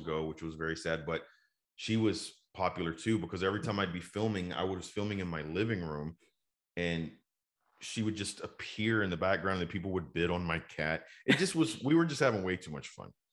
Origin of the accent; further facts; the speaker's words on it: Dallas, Texas, United States; also born or lived in Houston; Dallas is just kind of like you know where my family has been and where I've grown up.